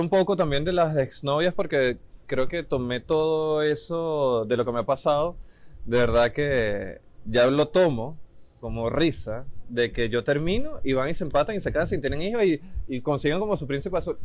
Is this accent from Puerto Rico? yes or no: no; Venezuela; now in Chile